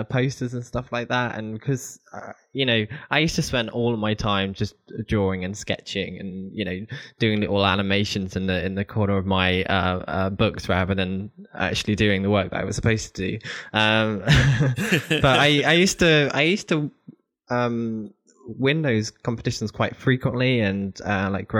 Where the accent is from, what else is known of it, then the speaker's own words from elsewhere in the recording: Sittingbourne, England, United Kingdom; I grew up in a small village called Sittington